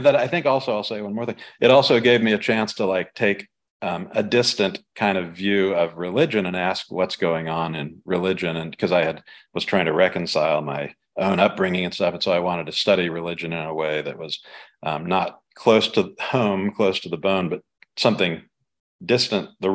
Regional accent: South India, India; moved away; I knew from growing up in South India

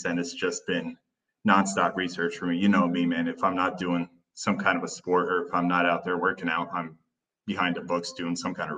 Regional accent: Turkey; I spent about 9 or 10 years growing up in Turkey.

